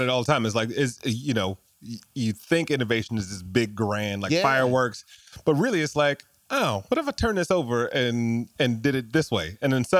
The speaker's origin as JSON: {"language": "English", "town": "Detroit", "region": "Michigan", "country": "United States", "tie": "born or raised there", "said": "I grew up in Detroit, worked at Chrysler"}